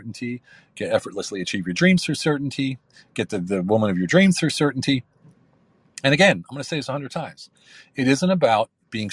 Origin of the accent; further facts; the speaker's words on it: United States; also born or lived in Hungary; now in Turkey; I'm an American military veteran living between Hungary and Turkey